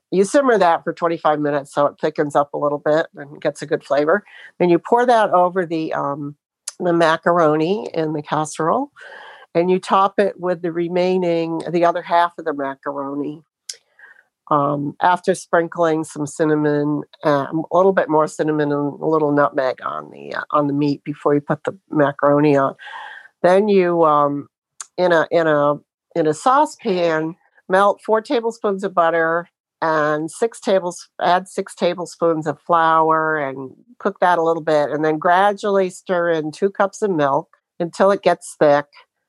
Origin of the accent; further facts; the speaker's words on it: Sebring, Florida, United States; I'm from Sebring, Florida.